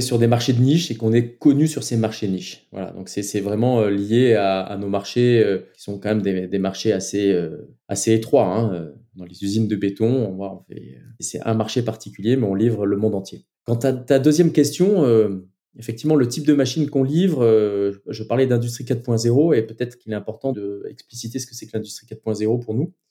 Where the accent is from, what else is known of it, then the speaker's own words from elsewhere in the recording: France; chez nous en France